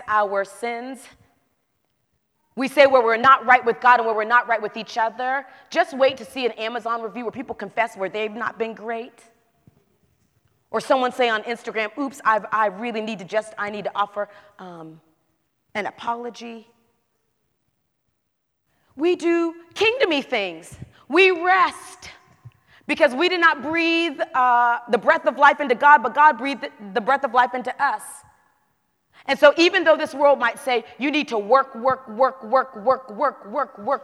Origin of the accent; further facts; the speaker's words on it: the South, United States